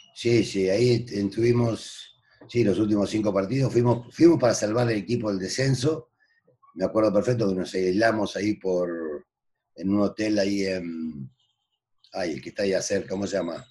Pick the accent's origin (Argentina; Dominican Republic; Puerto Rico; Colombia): Argentina; moved away as an adult; now in Mexico; ya no soy argentino, soy mexicano, porque llevo 40 años en, este país